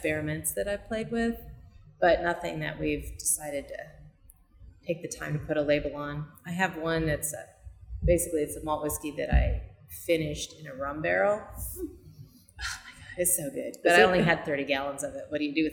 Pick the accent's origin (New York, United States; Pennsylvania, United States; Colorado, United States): Colorado, United States; now in Kansas City, United States; I grew up in Colorado, up in the mountains